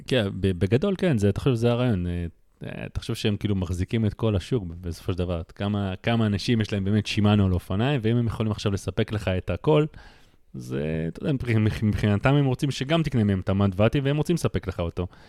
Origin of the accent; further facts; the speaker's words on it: Russia; now in Israel; אני כרוסי